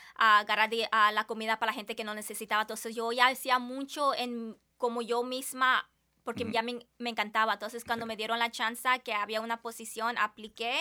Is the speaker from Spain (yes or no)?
no; Tri-Cities, Washington, United States; also born or lived in Colima, Mexico; yo soy nacida en México, de México, pero me creé aquí en, Washington Tri-Cities